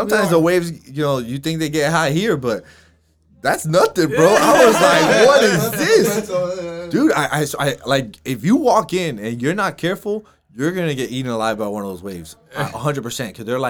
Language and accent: English; Miami, Florida, United States; I'm from Miami.